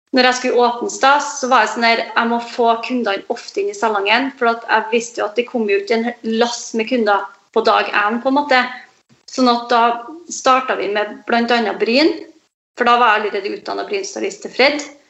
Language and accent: Norwegian; Aure, Møre og Romsdal, Norway; moved away; also born or lived in Trondheim; min eh, frisørkarriere starta i hjembygda mi, i Aure.